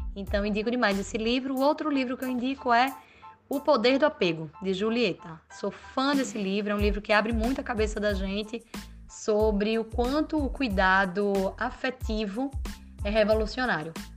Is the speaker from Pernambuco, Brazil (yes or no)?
yes; Recife, Pernambuco, Brazil; moved away as an adult; now in Madrid, Spain; Eu sou também recifense, pernambucana, mas há quase cinco anos eu moro em Madrid